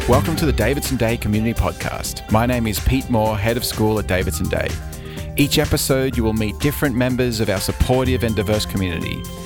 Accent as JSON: {"language": "English", "country": "Australia", "moved": "as an adult", "lives_now": "United States", "said": "I'm an Australian citizen"}